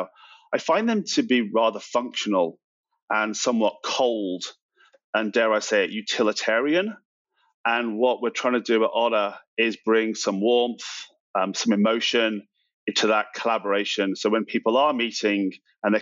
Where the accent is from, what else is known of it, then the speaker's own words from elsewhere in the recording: United Kingdom; moved away as an adult; now in United States; I'm from the UK originally. I moved to the US about 15 years ago now